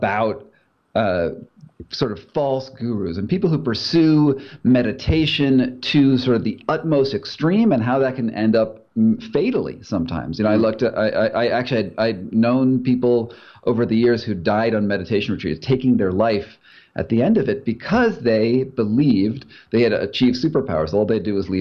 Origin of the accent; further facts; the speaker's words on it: Rhode Island, United States; moved away; also born or lived in Los Angeles / India; I was born in Rhode Island, which does have some cold winters, but I spent a lot of time